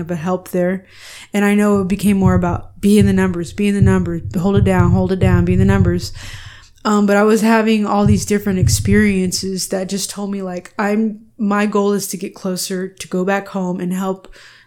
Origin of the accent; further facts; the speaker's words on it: Houston, Texas, United States; moved away as an adult; also born or lived in San Francisco / New York; now in Austin, United States; I'm Chicana